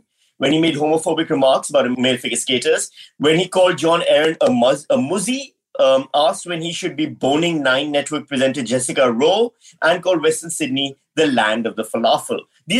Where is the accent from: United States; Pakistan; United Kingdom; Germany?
Pakistan; now in Australia; I'm from Pakistan